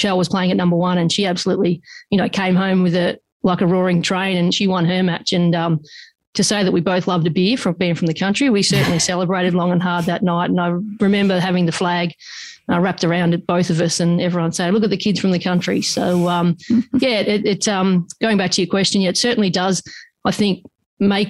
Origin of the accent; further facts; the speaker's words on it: Australia; We grew up on the Murray